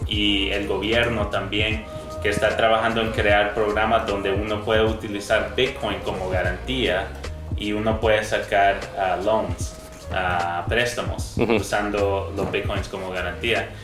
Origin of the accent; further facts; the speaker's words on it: Canada; moved away as an adult; now in El Salvador; yo nací acá en El Salvador, pero viví la mayor parte de mi vida en Canadá.